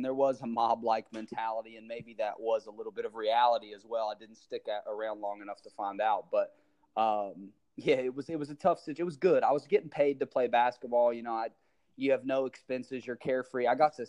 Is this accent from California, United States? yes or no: no; West Virginia, United States; also born or lived in Florida; I'm a small town guy from West Virginia I was born in Florida, but I was raised in West Virginia since I was three.